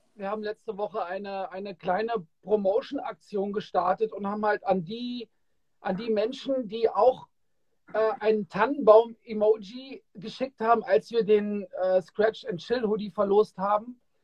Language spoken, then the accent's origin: German; Kassel, Hesse, Germany; ich bin ja in Kassel aufgewachsen